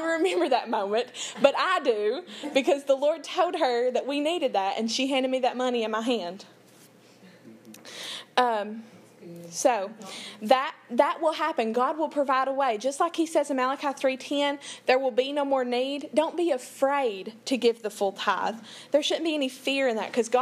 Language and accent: English; Big Creek, United States; I'm from Big Creek, 30 minutes outside of town, up a holler